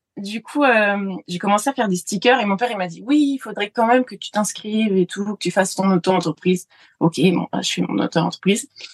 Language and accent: French; France; en tant que Français